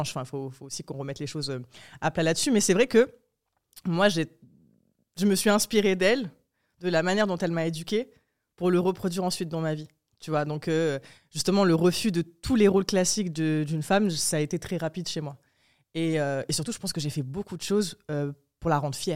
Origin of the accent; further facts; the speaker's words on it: Morocco; born there; mais je suis née au Maroc. Euh, dans un contexte très particulier parce que je suis née en 94